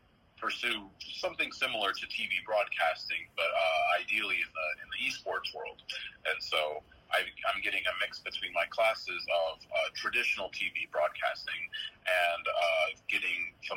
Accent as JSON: {"language": "English", "town": "Benton", "region": "Arkansas", "country": "United States", "tie": "born or raised there", "said": "I graduated from Benton High School"}